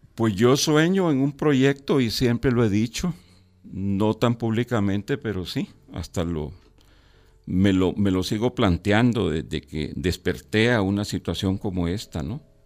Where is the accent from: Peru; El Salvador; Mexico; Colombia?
El Salvador; la guerra en mi país